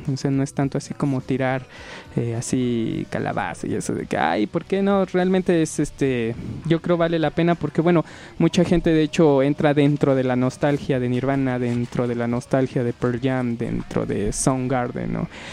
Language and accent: Spanish; Tlaxcala, Mexico; nosotros somos directamente de Clax